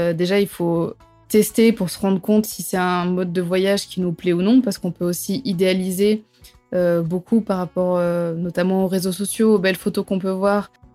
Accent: south of France, France; je viens du sud de la France

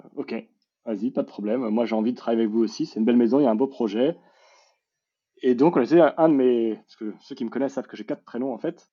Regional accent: Paris, Île-de-France, France; je suis parisien born and raised

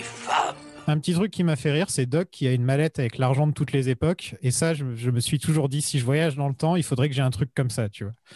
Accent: France

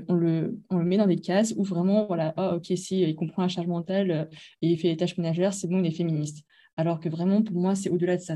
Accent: France; moved away as an adult; now in Hong Kong; je suis française d'origine asiatique

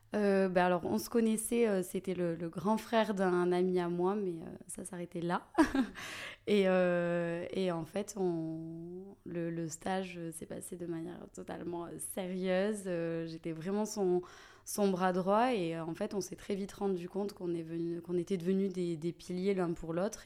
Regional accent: Toulouse, Occitania, France; toulousaine, Déjà, euh, de base, euh, j'ai jamais euh, quitté la ville rose. j'ai toute ma famille ici, j'ai vraiment mes racines

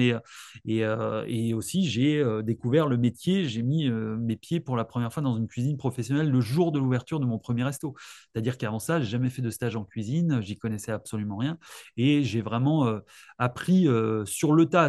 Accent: Alsace, Grand Est, France; moved away as an adult; now in Lyon, France; je suis originaire d'Alsace. Je suis arrivé il y a 15 ans.

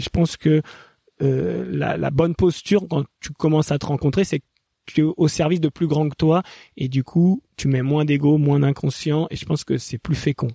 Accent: Paris suburbs, Île-de-France, France; j'ai grandi un peu plus en banlieue parisienne

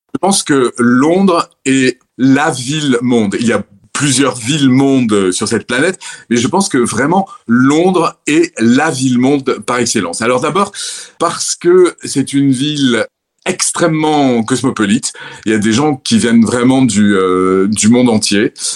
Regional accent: Orange, Provence-Alpes-Côte d'Azur, France; moved away as an adult; now in London, United Kingdom; je suis un méridional, je suis provençal. Ma ville natale, c'est Orange, dans le Vaucluse.

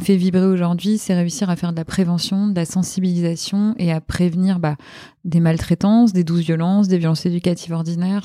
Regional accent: Normandy, France; moved away as an adult; also born or lived in Hauts-de-Seine, France; je suis originaire de Normandie à la base

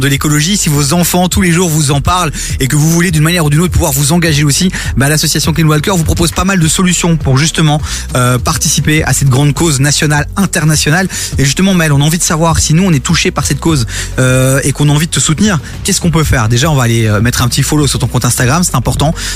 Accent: Brussels, Brussels-Capital Region, Belgium; c'est là où je suis né, c'est là où j'ai grandi

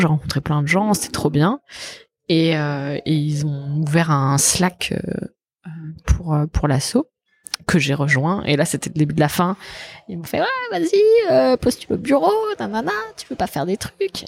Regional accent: Savoy, Auvergne-Rhône-Alpes, France; moi je suis savoyarde

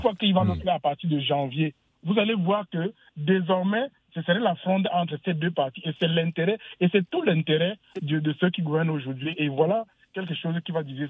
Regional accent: Cameroon; moved away; je viens du Cameroun

